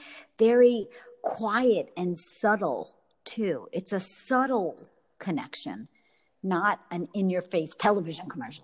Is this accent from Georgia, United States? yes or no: no; Brooklyn, New York, United States; accent: Brooklyn; now in Florida, United States; I think I lost my Brooklyn accent, Monica. I don't even have it anymore.